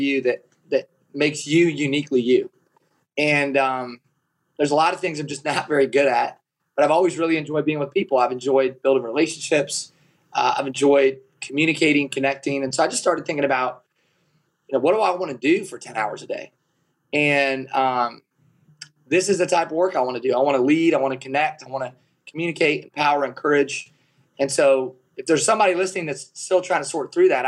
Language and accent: English; Kalona, Iowa, United States; So I was raised in Kelowna, Iowa